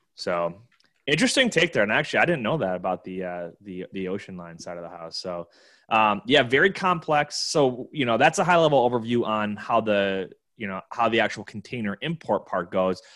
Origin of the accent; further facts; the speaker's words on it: Buffalo, New York, United States; my hometown, Buffalo, New York